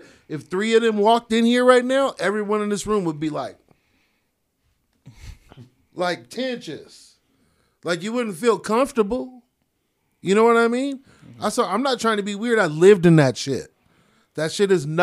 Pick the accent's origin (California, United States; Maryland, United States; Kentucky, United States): California, United States; Stockton; now in Reno, United States; I'm from East Stockton